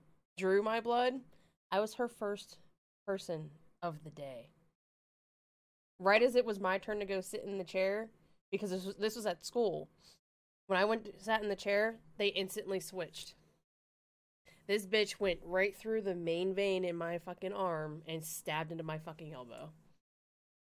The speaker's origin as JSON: {"language": "English", "region": "Pennsylvania", "country": "United States", "said": "I'm from Pennsylvania"}